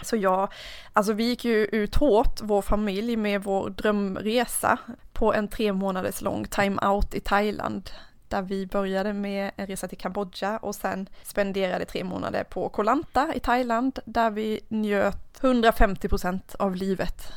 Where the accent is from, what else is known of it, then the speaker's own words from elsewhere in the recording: Karlskrona, Blekinge, Sweden; jag kommer från Karlskrona